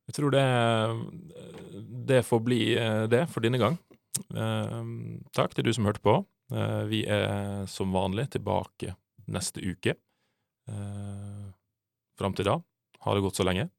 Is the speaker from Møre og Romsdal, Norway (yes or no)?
yes; Sunnmøre, Møre og Romsdal, Norway; Aldri skammer meg for å være sunnmøring.